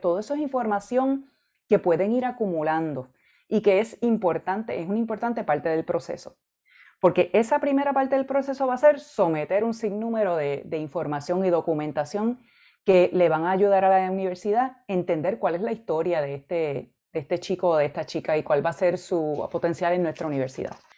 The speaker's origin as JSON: {"language": "Spanish", "town": "Arecibo", "country": "Puerto Rico", "tie": "born or raised there", "also_born_or_lived": "Mayagüez, Puerto Rico / Michigan / Illinois", "moved": "as an adult", "said": "Yo me crié y, me eduqué en Puerto Rico. Yo viví en Arecibo, Puerto Rico, la mayor parte de mi vida."}